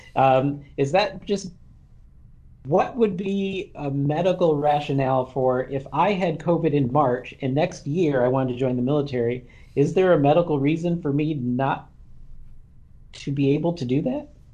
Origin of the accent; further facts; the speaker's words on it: Kalamazoo, Michigan, United States; I'm from Kalamazoo